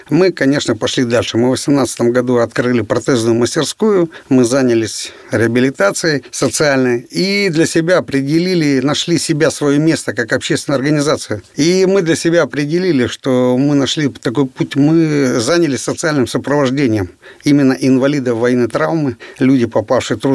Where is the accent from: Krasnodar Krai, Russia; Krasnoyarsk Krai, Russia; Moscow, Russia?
Krasnoyarsk Krai, Russia; Krasnoyarsk; Да, я родился и вырос в Красноярске. Я сибиряк, был призван в ряды вооруженных сил СССР 22 апреля 1984 года.